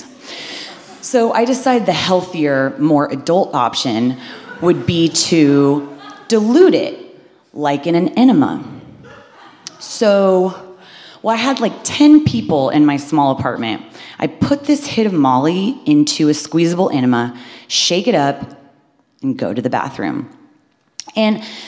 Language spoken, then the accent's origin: English; Midwest, United States; I'm from the Midwest. I had a very wholesome upbringing.